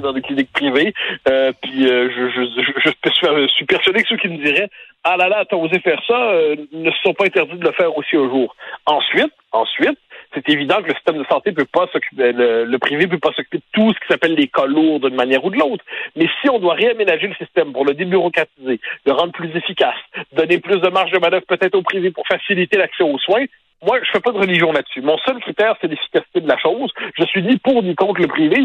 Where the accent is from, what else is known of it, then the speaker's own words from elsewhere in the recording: Quebec, Canada; On est des Québécois